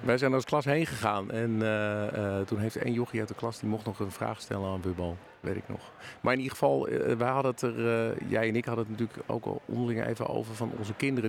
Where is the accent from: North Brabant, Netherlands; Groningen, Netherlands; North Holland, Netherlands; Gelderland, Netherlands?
North Holland, Netherlands; Hilversum; Ik kom dus ehm, oorspronkelijk uit Hilversum en ben dus een tijdje weg geweest en nu weer, nu weer terug.